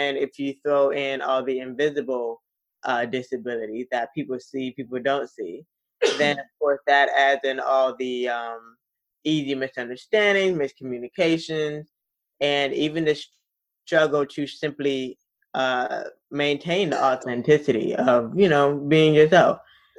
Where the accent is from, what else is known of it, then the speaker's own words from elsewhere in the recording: Florida, United States; also born or lived in East Tennessee / DC area; So I was born in South Florida, and then my dad is from East Tennessee. So we were also kind of back and forth between East Tennessee as well.